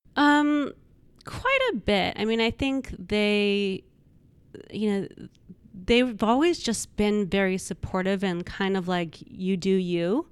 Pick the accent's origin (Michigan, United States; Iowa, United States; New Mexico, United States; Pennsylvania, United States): New Mexico, United States; Albuquerque; moved away as an adult; also born or lived in Los Angeles; I came from New Mexico, Albuquerque, and my whole family s, was still back there